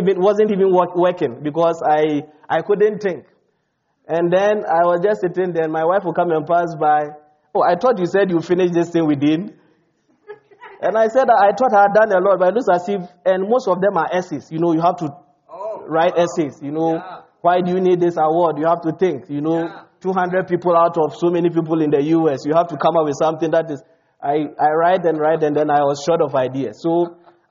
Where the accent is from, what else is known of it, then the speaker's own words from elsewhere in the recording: Ghana; moved away as an adult; also born or lived in South Dakota, United States; now in United States; most of my credentials were from Ghana